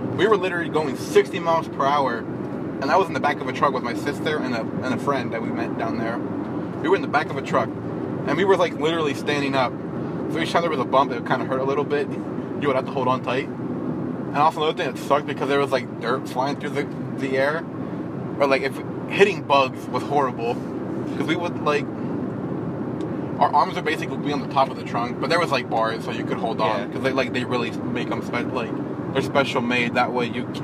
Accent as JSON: {"language": "English", "town": "Los Angeles", "region": "California", "country": "United States", "tie": "born there", "moved": "yes", "said": "I was born in Los Angeles, but now we, we moved to the East Coast back in 07."}